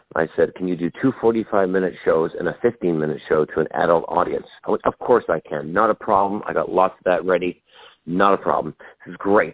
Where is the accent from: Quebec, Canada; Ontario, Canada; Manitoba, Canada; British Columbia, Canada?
British Columbia, Canada; Vancouver; moved away as an adult; now in United States; I am originally from Vancouver, Canada. I am Canadian, and I'm now an American citizen as well.